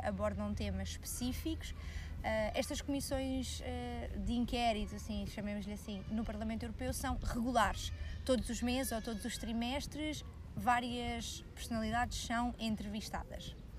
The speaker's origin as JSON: {"language": "Portuguese", "country": "Portugal", "said": "nós, enquanto portugueses, por acaso temos bastante sorte"}